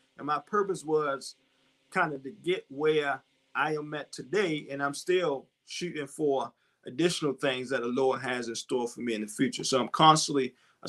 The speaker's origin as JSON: {"language": "English", "town": "Baltimore", "region": "Maryland", "country": "United States", "tie": "born or raised there", "said": "I grew up in West Baltimore"}